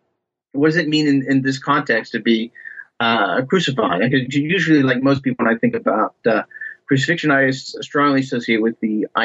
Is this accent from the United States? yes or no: yes; Ohio, United States; I'm originally from Ohio, from just basically the backwoods and farm country in Ohio.